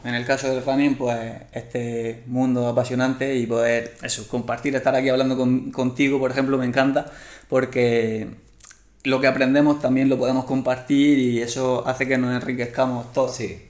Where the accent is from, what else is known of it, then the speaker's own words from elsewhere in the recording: Murcia, Region of Murcia, Spain; now in Plasencia, Spain; soy de Murcia. Ahora mismo estoy viviendo en Plasencia